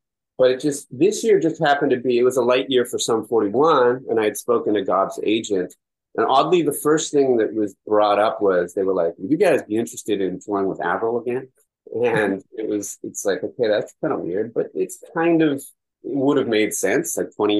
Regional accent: West Coast, United States; We're both from the West Coast, and we're raising a city kid.

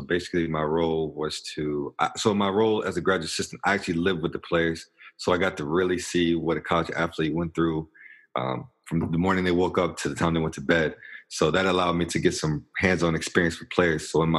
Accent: Richmond, Virginia, United States; also born or lived in Greensboro; I'm from Richmond, Virginia, kind of moved around a lot

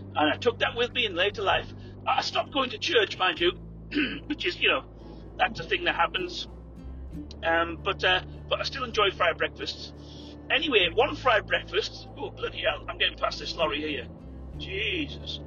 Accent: England, United Kingdom; moved away; we were in England

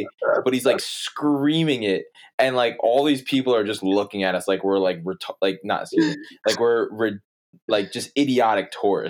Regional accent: New Jersey, United States; I'm from New Jersey, but like I'm very familiar with New York.

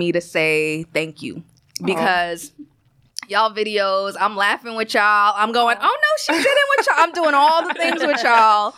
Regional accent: New York City, New York, United States; also born or lived in Guyana / Bronx / Harlem; I was born in Guyana, came to the States when I was about like 5 years old, grew up in Brooklyn, BK, baby.

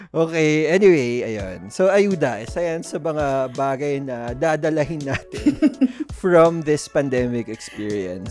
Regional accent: Philippines; meron sa atin bilang Pilipino

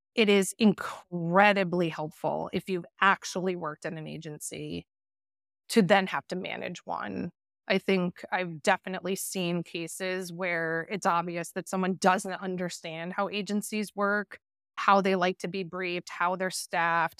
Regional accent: north of Boston, Massachusetts, United States; also born or lived in Pennsylvania / Netherlands; So I grew up north of Boston, definitely an East Coast girl

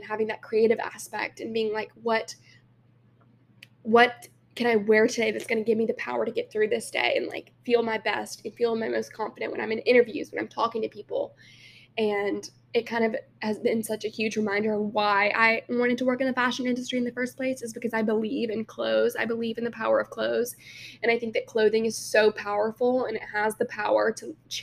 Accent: Alabama, United States; born or raised there; moved away as an adult; now in New York, United States

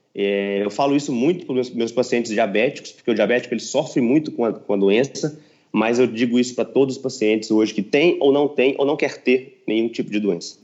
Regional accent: Patos de Minas, Minas Gerais, Brazil; moved away; also born or lived in São Paulo; também tenho um consultório na minha cidade natal, que é Patos de Minas

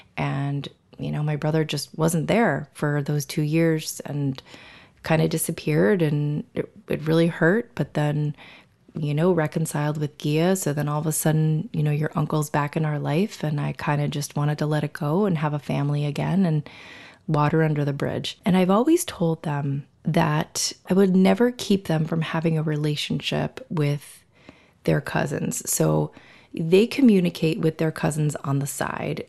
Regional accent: South Florida, United States; moved away as an adult; now in New York, United States; I grew up in Florida. Um, I, Florida is pretty much the only thing that I remember, South Florida, Southeast Florida.

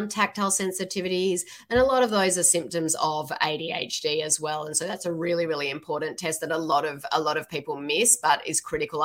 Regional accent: Sydney, New South Wales, Australia; now in Seattle, United States; I'm from Australia. Yeah. Awesome. From Sydney

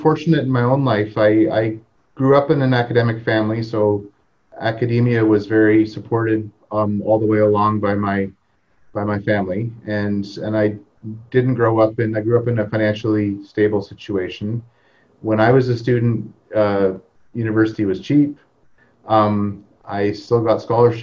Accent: Hamilton, Ontario, Canada; also born or lived in Toronto; I grew up in Hamilton, Ontario, and I was telling Keon earlier that I listened to CFMU growing up

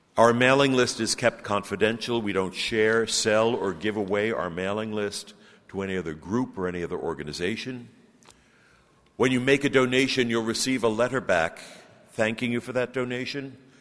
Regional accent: Brooklyn, New York, United States; now in Grenada; I'm originally from Brooklyn, New York.

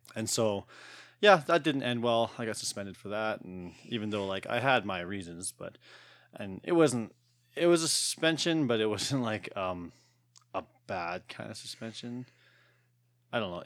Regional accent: Alberta, Canada; I was born here. I was born in Tollfield, Alberta.

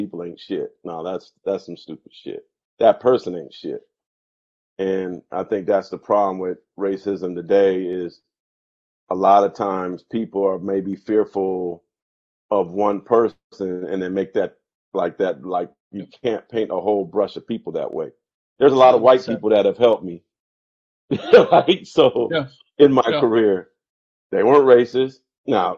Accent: San Jose, California, United States; growing up in San Jose, as multicultural as it was

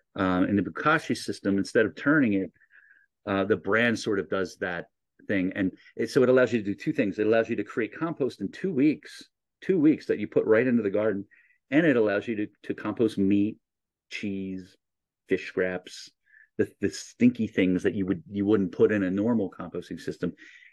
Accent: New Jersey, United States; You know, I come from New Jersey. We weren't allowed to have chickens.

